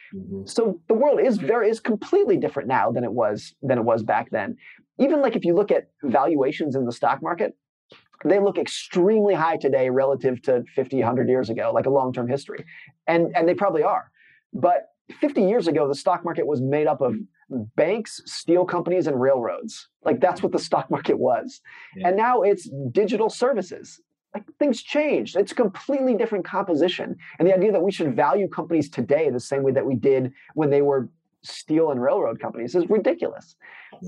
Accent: United States; I grew up in Lake Tahoe in an area that was not like most

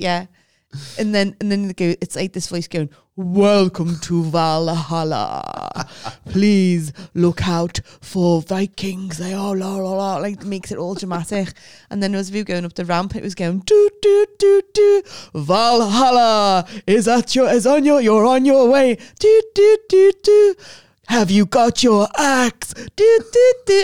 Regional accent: United Kingdom; we're British

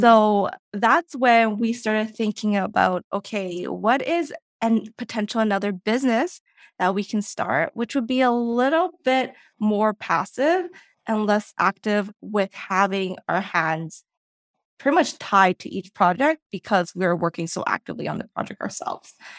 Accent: Vancouver, British Columbia, Canada; moved away as an adult; now in Toronto, Canada; Vancouver is where I originally grew fo-, uh, grew up

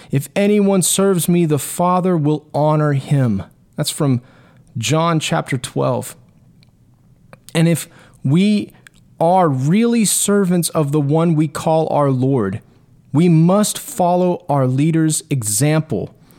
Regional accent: Texas, United States; my rights as a Texan

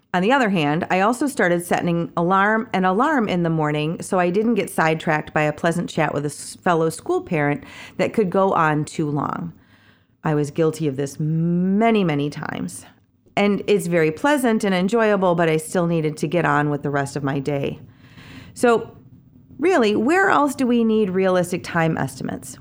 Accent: Kalamazoo, Michigan, United States; moved away; my hometown of Kalamazoo

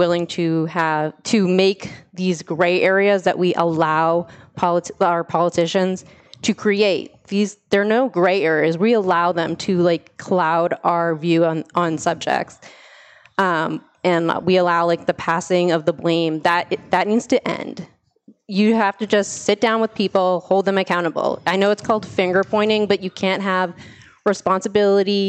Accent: Methuen, Massachusetts, United States; I was born and raised in Methuen.

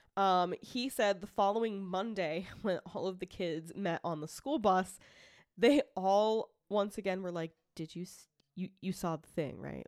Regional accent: Franklin, Massachusetts, United States; moved away; I grew up in Franklin, Massachusetts. It, I, I don't live there anymore

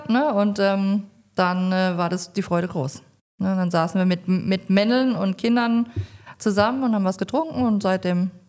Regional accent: Mannheim, Baden-Württemberg, Germany; now in Rhineland-Palatinate, Germany; bin ich ähm, in Mannheim geboren und aufgewachsen. Bin dann irgendwann in die Pfalz gezogen, da wohne ich immer noch

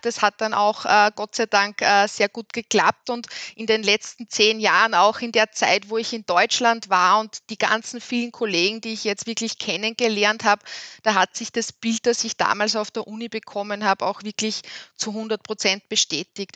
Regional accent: Upper Austria, Austria; als Oberösterreicherin

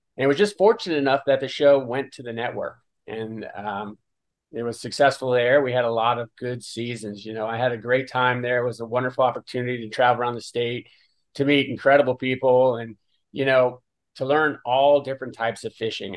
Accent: Dania Beach, Florida, United States; also born or lived in Stuart, Florida; I grew up on Dania Pier

